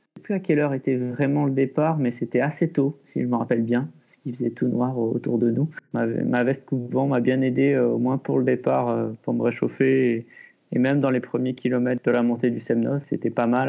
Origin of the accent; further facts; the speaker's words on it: Les Deux Alpes, Auvergne-Rhône-Alpes, France; also born or lived in Échirolles; now in Mercantour, France; je suis né à Échirol. J'ai passé à, à peu près mon enfance dans l'Isère, aux Deux Alpes